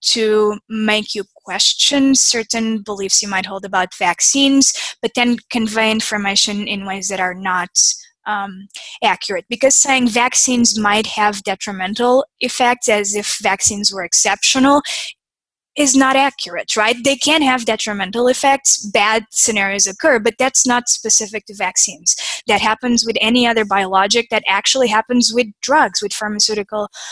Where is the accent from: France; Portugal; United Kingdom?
Portugal; now in United States; I'm from Portugal. I came to the U.S. in 2005.